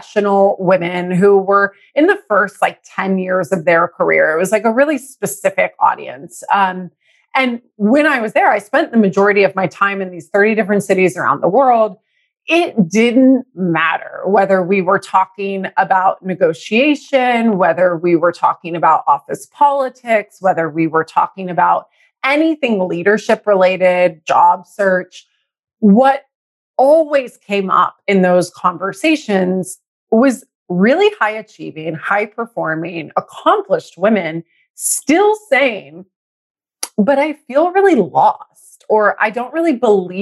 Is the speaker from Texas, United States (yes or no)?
yes; Texas, United States; now in San Francisco, United States; I'm in San Francisco. But I was raised in Texas